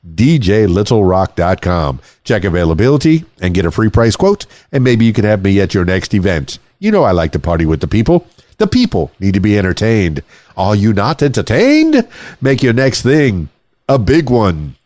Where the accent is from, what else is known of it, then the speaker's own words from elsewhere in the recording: Miami, Florida, United States; I was born and raised in Miami, South Florida, the Florida Keys